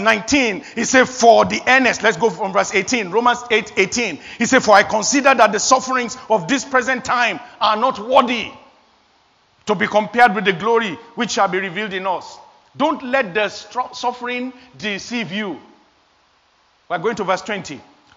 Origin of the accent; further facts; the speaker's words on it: Nigeria; moved away; I am an African. I came from Nigeria. I was born in Nigeria.